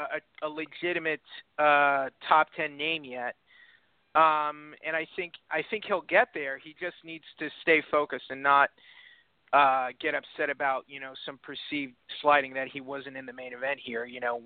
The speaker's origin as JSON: {"language": "English", "region": "Texas", "country": "United States", "said": "As the Texan here"}